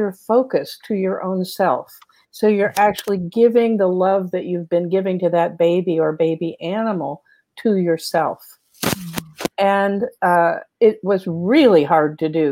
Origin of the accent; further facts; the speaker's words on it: United States; also born or lived in Texas / Georgia; now in California, United States; I grew up in Texas and Georgia